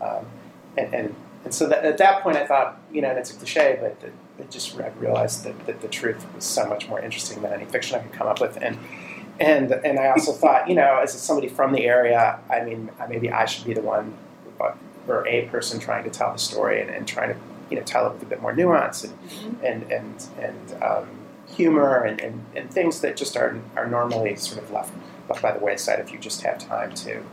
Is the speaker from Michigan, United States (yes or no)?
yes; St. Clair Shores, Michigan, United States; I grew up in the Detroit area, St. Clair Shores.